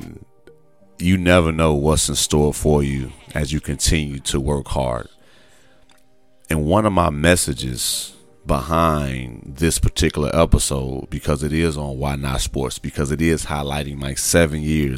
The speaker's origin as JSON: {"language": "English", "town": "Gary", "region": "Indiana", "country": "United States", "said": "I'm a kid from Gary, Indiana, over 40"}